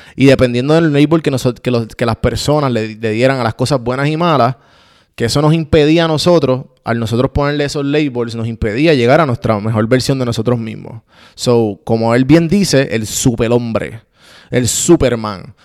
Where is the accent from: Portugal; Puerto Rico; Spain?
Puerto Rico; Como puertorriqueño